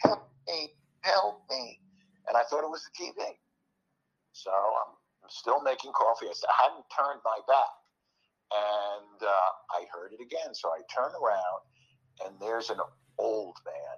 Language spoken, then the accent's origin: English; New York, United States; moved away; I grew up in New York